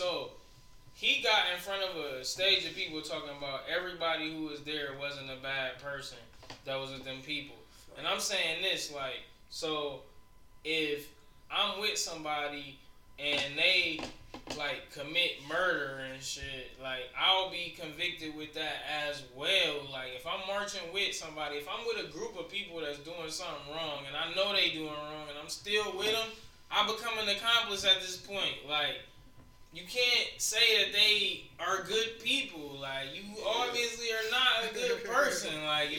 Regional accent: Ohio, United States; We're from Ohio.

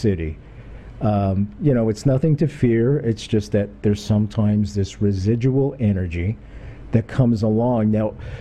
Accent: Kingston, Ontario, Canada; here in Kingston. There's a place called Skeleton Park where I grew up

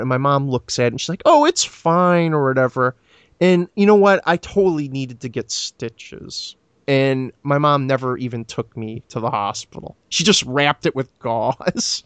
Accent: Florida, United States; I grew up in Florida

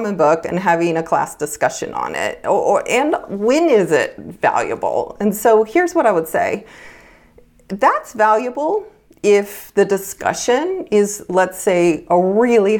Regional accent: United States; I grew up in Lake Tahoe

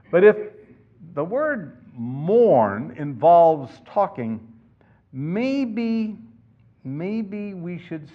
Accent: Florida, United States; now in California, United States; I grew up in Florida and we used to go down to the beach

